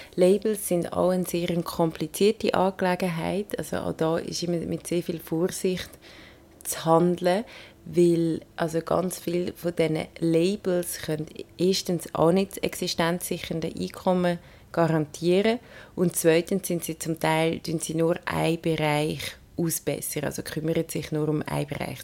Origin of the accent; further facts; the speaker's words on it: Switzerland; bei uns daheim in der Schweiz